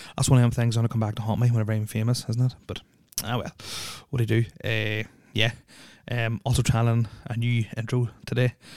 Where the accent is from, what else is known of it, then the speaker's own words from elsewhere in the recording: Northern Ireland, United Kingdom; also born or lived in Saudi Arabia; moved to Ireland in 1985, June 1985 to be precise, or Northern Ireland